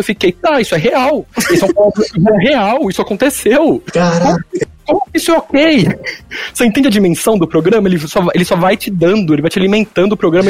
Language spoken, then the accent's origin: Portuguese; Brazil; eu sou brasileiro